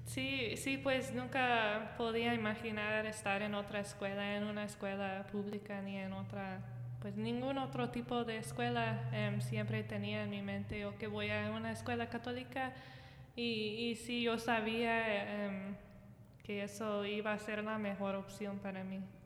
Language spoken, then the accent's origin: Spanish; rural area of the Archdiocese of Omaha, Nebraska, United States; yo soy de la zona rural en la arquidiócesis de Omaha asistí em, asistí una primaria católica bien chiquita